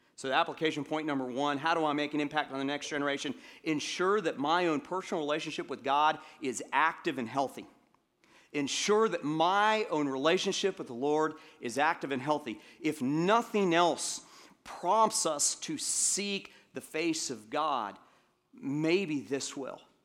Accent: Atlanta, Georgia, United States; I grew up in Atlanta, and, um, when I got into eighth grade, I, uh, we moved back to Atlanta for a second time, and I ended up living there for most through middle school and high school

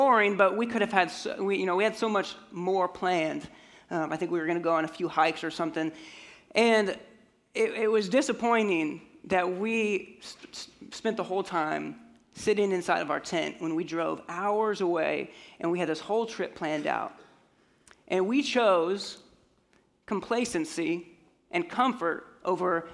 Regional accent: Colorado, United States; moved away; I grew up in Colorado

